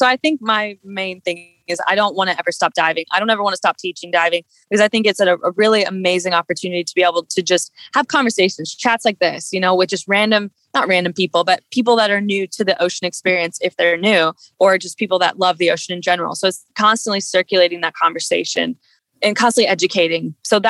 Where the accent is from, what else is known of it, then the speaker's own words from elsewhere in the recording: Midwest, United States; I grew up in the Midwest, no ocean around me.